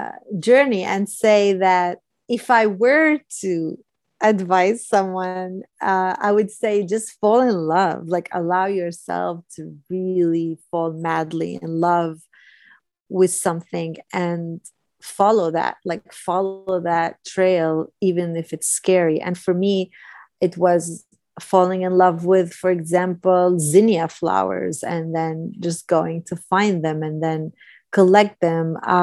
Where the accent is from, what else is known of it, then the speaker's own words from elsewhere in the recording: California, United States; I'm a Californian and I love California, but I've also never been to Big